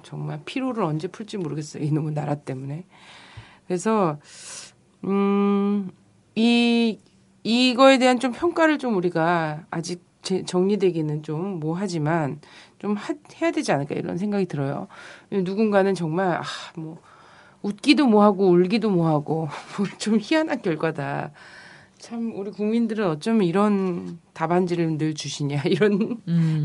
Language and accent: Korean; Chungcheong, South Korea; 저는 충청도에서 태어난 사람으로서